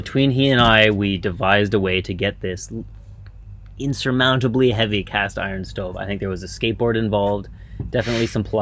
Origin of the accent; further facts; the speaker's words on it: Ottawa, Ontario, Canada; moved away as an adult; also born or lived in Vancouver; I grew up in Ottawa, Canada